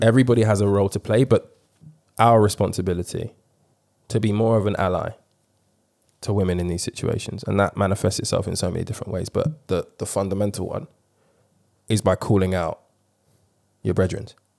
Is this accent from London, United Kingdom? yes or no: yes; London, United Kingdom; being a black man growing up in London